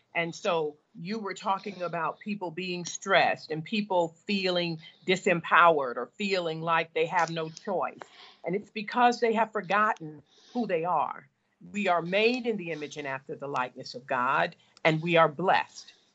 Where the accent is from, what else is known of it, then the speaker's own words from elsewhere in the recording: the South, United States; as a girl of color growing up in the South